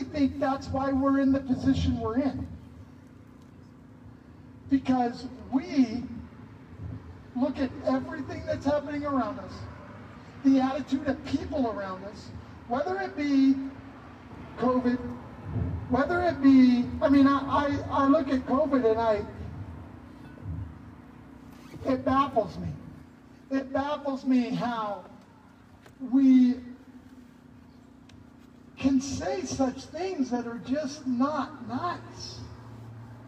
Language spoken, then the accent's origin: English; Hillsboro, Oregon, United States; also born or lived in Nampa, Idaho; I'm from Hillsboro, Oregon